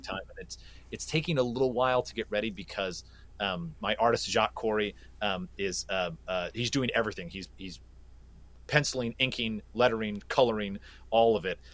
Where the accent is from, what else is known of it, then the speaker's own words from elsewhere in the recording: Flint, Michigan, United States; I was born and raised in Flint, Michigan, and uh, being from Flint means an awful lot to me